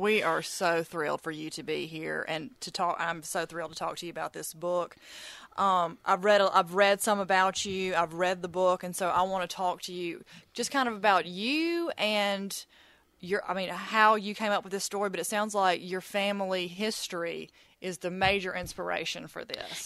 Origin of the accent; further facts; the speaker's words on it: Mississippi, United States; I'm from Mississippi. I've lived here my entire life